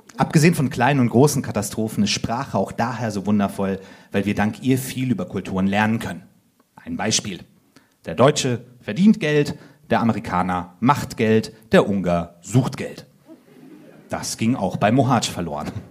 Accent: Finland; ich bin auch Finne.

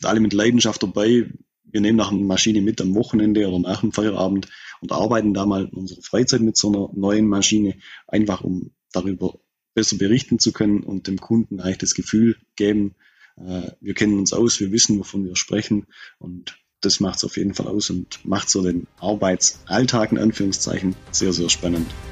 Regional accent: Bad Saulgau, Baden-Württemberg, Germany; moved away as an adult; also born or lived in Australia; man hört es im Dialekt, ich komme hier aus der Gegend, ich bin hier tief verwurzelt

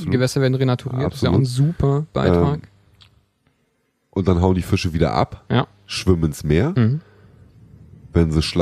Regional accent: Northern Germany, Germany; Ähm, ich komme ja aus Norddeutschland. Ähm, da haben wir relativ viele Flüsse im Umkreis von 100 Kilometern

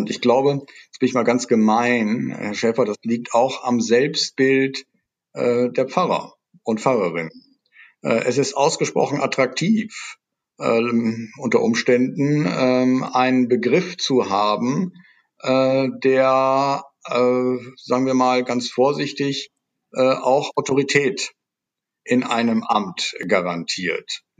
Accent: Netherlands; German is a second language; Denken Sie an die Versöhnungszeremonien in Südafrika, als äh, Niederländer ist mir das natürlich sehr nah, mhm.

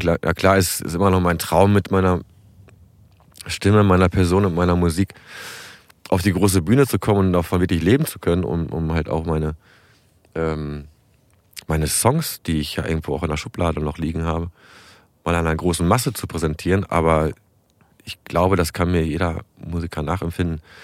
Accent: Bückeburg, Lower Saxony, Germany; moved away as an adult; also born or lived in Berlin / Hamburg; das ist ja meine Heimat. Ich bin hier geboren und aufgewachsen

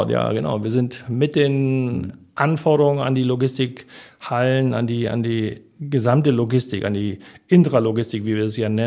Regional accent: Hamburg, Germany; meine Frau kam aus Hamburg, wollte zurück nach Hamburg ich komme aus Hamburg, wollte auch zurück nach Hamburg

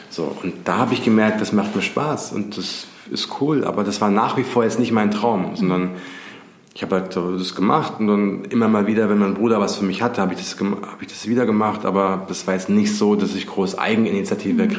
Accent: Giessen, Hesse, Germany; Und ich komme ja aus Gießen

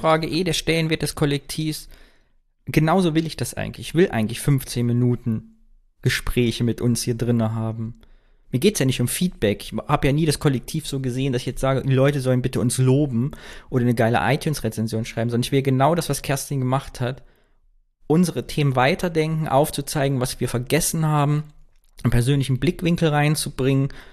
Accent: Kyffhäuser, Thuringia, Germany; moved away; mit meiner Heimat zu verknüpfen. Ich habe geguckt, was im Küffhäuser, was geht da so ab und in Thüringen

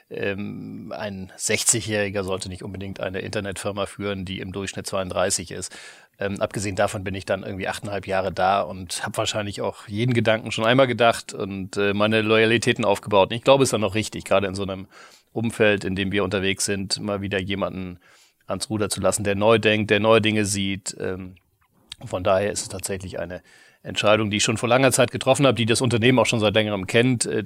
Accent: Kiel, Schleswig-Holstein, Germany; also born or lived in Tübingen; Ich bin in Kiel groß geworden, ja.

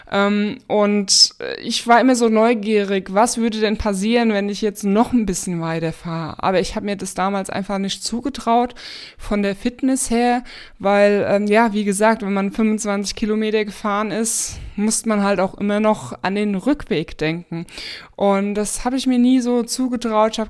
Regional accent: Spessart, Germany; Und ja, hab so mit so meine Heimat eigentlich erkundet, weil ich sag mal im Spessart, ne, man fährt nicht bis in den tiefen Spessart rein mit dem Auto

